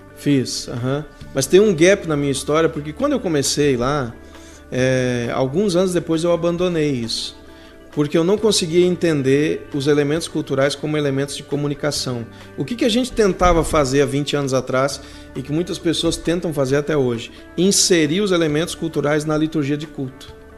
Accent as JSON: {"language": "Portuguese", "town": "Gramado", "region": "Rio Grande do Sul", "country": "Brazil", "tie": "born or raised there", "also_born_or_lived": "Sapiranga / Porto Alegre", "said": "Nasci em Gramado, de Gramado para Sapiranga eu mudei com 12 anos, junto com a minha família. E com 22 eu fui para Porto Alegre"}